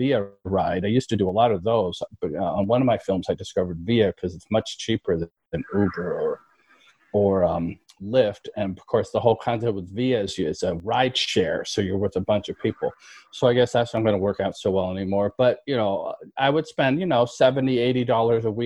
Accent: New York City, New York, United States; My wife and I, we're from New York. We're native New Yorkers, both of us

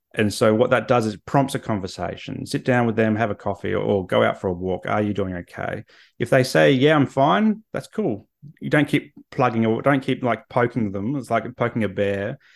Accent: Australia; I'm Australian

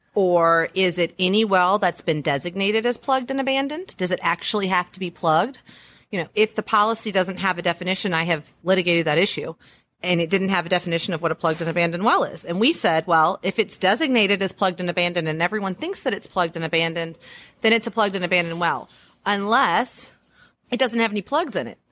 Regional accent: Louisiana, United States; I am from Louisiana. We're really good at throwing parties

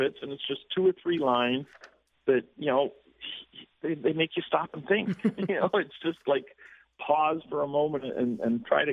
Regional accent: Toronto, Ontario, Canada; moved away as an adult; now in Florida, United States; I myself am from Toronto and mm-hmm. still a Canadian citizen. Educated at the University of Toronto, but I've been living in Florida now for 20 years

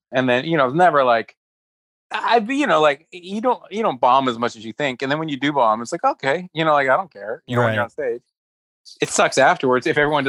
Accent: Stockton, California, United States; I came from like from Stockton, which was very urban, to like city.

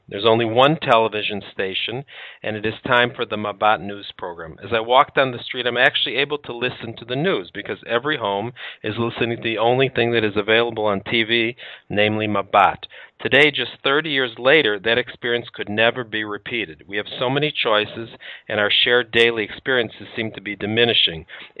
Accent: Chicago, Illinois, United States; the University of Chicago, my hometown

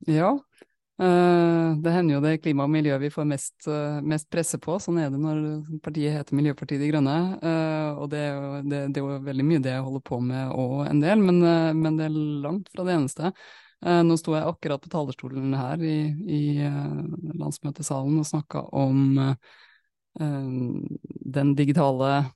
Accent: Molde, Møre og Romsdal, Norway; Jeg er fra Molde

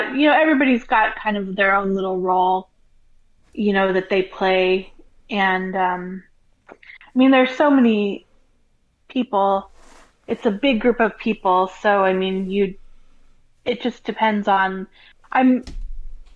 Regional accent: Colorado, United States; moved away as an adult; now in Florida, United States; I'm from Colorado.

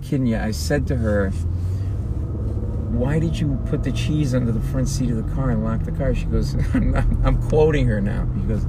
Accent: Rhode Island, United States; And we're New England guys. Grew up an hour from each other, probably. I grew up in Rhode Island, grew up in Boston

